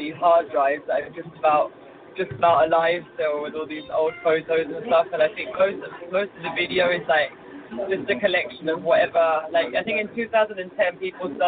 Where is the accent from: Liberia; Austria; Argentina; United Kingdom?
United Kingdom; England; now in Mexico; I'm English, but we're based in Mexico as a band